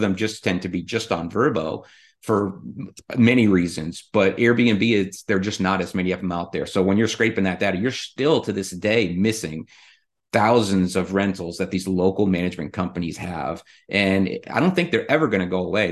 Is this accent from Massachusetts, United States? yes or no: no; Rhode Island, United States; also born or lived in Middle Tennessee; now in Tennessee, United States; I'm originally from the Northeast. I'm originally from Rhode Island.